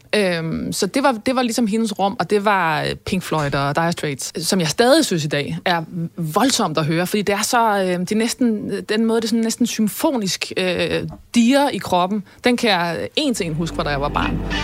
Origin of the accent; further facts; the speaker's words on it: North Sea coast, West Jutland, Denmark; vokse op ved Vesterhed